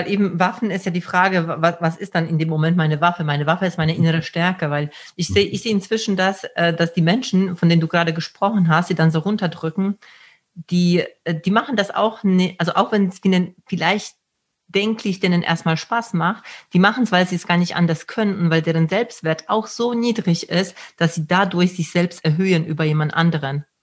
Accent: Poland; ich komme aus Polen und da gibt es ja immer diese Witze mit dem, mit dem Diebstahl.

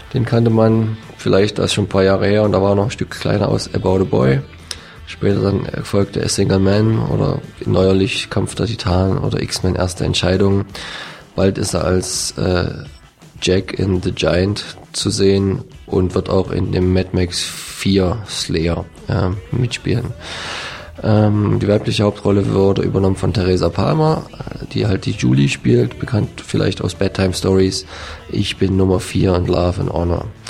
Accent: Dresden, Saxony, Germany; jetzt als Dresdner

